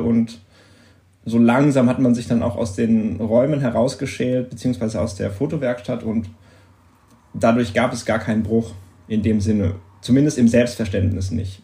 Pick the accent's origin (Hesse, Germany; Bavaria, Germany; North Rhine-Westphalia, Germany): North Rhine-Westphalia, Germany; Oberhausen; moved away as an adult; now in Düsseldorf, Germany; ich komme gebürtig aus Oberhausen. Das ist nicht so weit weg